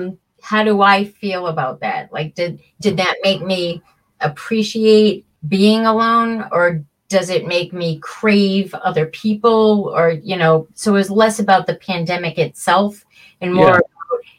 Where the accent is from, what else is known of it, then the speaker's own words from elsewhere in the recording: Plymouth, United States; And then there's one about growing up in Plymouth.